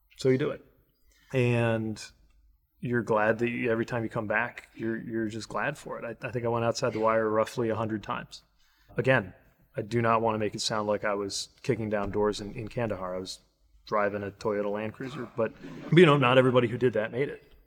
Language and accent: English; South Bend, Indiana, United States; I'm the mayor of my hometown